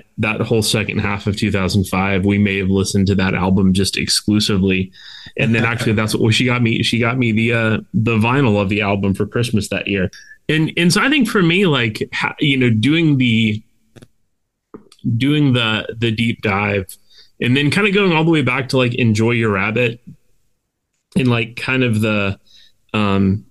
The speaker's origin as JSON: {"language": "English", "region": "Florida", "country": "United States", "tie": "born or raised there", "said": "Micaiah and I both grew up in evangelical churches in Florida."}